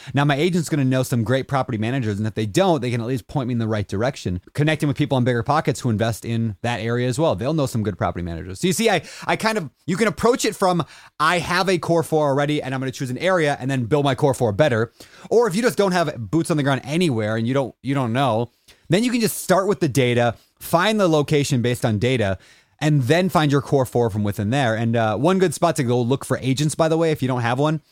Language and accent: English; Minnesota, United States; moved away; I grew up in Minnesota